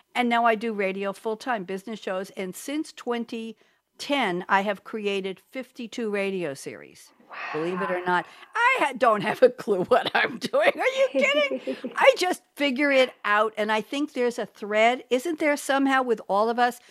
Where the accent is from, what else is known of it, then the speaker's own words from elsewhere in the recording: New York, United States; also born or lived in Eugene, Oregon; I'm from New York